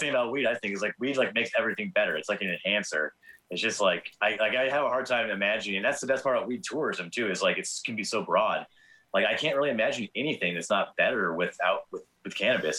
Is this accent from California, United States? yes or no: yes; Torrance, California, United States; now in Quincy, United States; I grew up in Southern California in Torrance